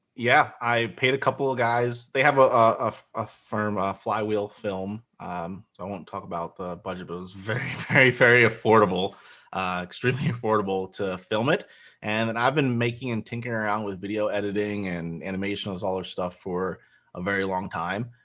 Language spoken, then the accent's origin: English; Central New Jersey, United States; also born or lived in Nigeria; I was born in Nigeria. I grew up in New Jersey from, like, age one and a half until thirty-five. So, pretty much New Jersey boys, uh, Central Jersey